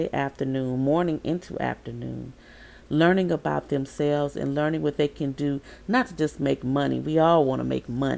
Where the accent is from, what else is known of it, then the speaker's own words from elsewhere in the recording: Baton Rouge, Louisiana, United States; moved away; my hometown